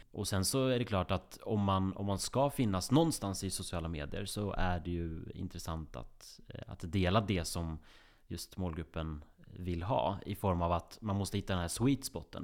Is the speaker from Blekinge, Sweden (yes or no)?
no; Grästorp, Västra Götaland, Sweden; moved away; runt i kvarteret i Grästorp där jag är uppvuxen. I Västergötland, 6000 invånare. Jag flydde så fort jag kunde därifrån.